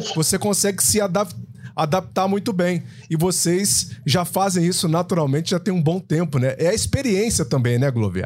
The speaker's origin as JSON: {"language": "Portuguese", "town": "Itanhandu", "region": "Minas Gerais", "country": "Brazil", "said": "Mineirinho, Mineirinho igual, igual o cidadão aqui também, mas eu sou do sul de Minas, viu? Eu não sei nem se ele conhece é. a minha região ali, Tanhandu"}